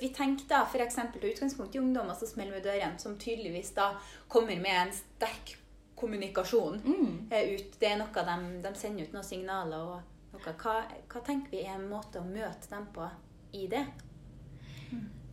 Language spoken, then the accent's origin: Norwegian; Mo i Rana, Nordland, Norway; now in Trondheim, Norway; Jeg er fra Mo i Rana, men bor i Trondheim